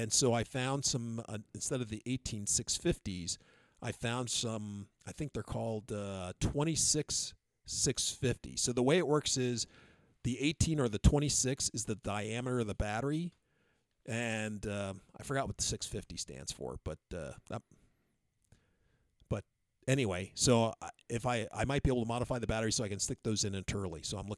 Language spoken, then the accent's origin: English; Texas, United States; from the hills of Texas.